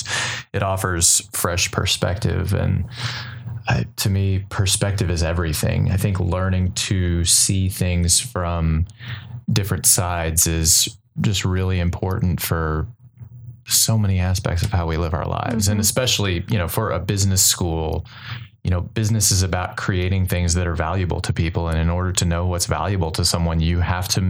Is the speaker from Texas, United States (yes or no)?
yes; College Station, Texas, United States; I am from College Station. I grew up here.